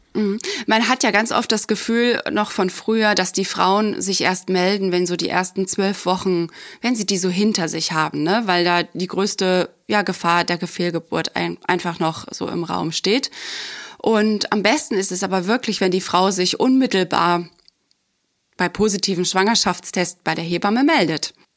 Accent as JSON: {"language": "German", "area": "near Dresden", "region": "Saxony", "country": "Germany", "moved": "yes", "said": "komme ich ja ursprünglich aus dem Osten, ähm, aus der Nähe aus Dresden."}